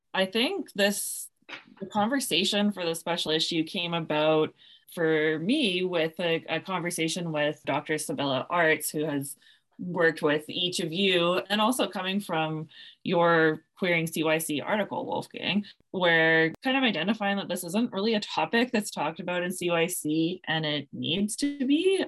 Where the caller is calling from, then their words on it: Victoria, British Columbia, Canada; I'm calling in from Oloquoingan territories on the lands of the Songhees and Esquimalt nations, also known as Victoria, B C